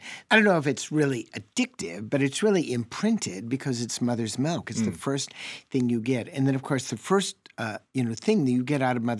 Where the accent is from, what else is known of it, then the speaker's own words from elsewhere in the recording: the Dairy State, Wisconsin, United States; I'm from the Dairy State.